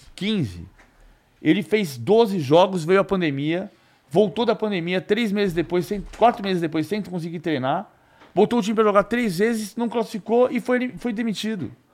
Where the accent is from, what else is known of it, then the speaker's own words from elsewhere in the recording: São Paulo, Brazil; also born or lived in São Bernardo do Campo; Nasci no Rocampevas 698, apartamento 33, nas Perdizes, mas eu morei 15 anos em São Bernardo